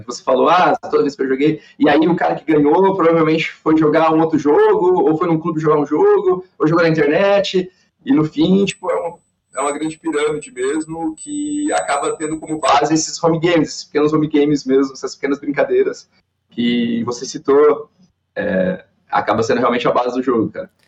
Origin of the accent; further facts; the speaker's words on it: Balneário Camboriú, Santa Catarina, Brazil; also born or lived in Cascavel, Paraná; sou natural de Cascavel, no Paraná, mas moro em Balneário eu, desde os três anos, então, minha vida toda aqui em Balneário